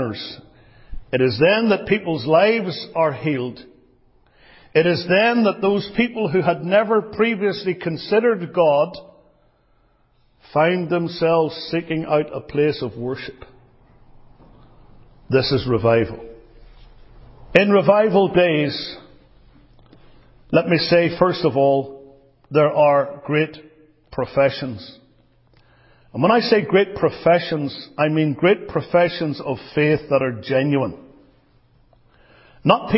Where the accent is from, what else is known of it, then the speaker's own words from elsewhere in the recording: Northern Ireland, United Kingdom; I come from Northern Ireland